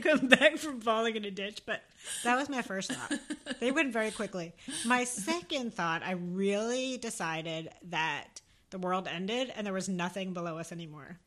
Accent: Northern New Jersey, United States; I'm from Northern Jersey. Think Sopranos, think Big Hair, Guido's, The Shore

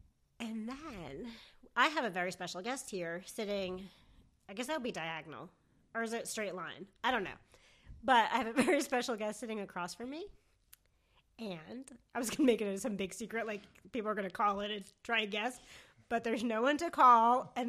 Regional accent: New Jersey, United States; accent: New Jersey; moved away; also born or lived in Athens, Georgia; I am from New Jersey, but I don't like to sound that way.

